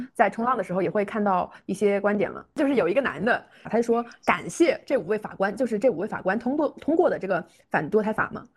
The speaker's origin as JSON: {"language": "Chinese", "country": "China", "said": "我感觉我们中国人的观念"}